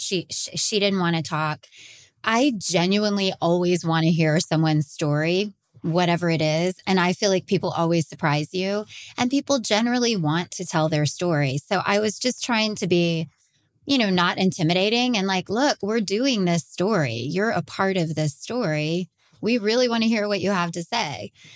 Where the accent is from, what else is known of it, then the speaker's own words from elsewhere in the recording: Texas, United States; I'm from Texas and, and have been crime reporting here for over twenty years